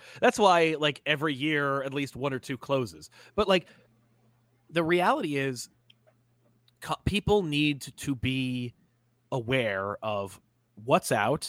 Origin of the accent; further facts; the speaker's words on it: India; I grew up in India, and both Marvel and DC published via third party, and we got Spider-Man India out of it.